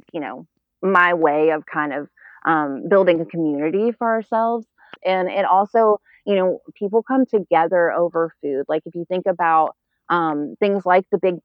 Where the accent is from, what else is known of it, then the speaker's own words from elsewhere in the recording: the South, United States; now in Atlanta, United States; I grew up in the South